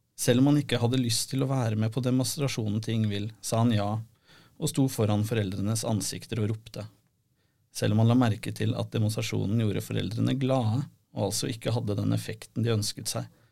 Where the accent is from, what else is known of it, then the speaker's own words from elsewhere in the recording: Rykkinn, Akershus, Norway; Jeg er jo også fra Rykken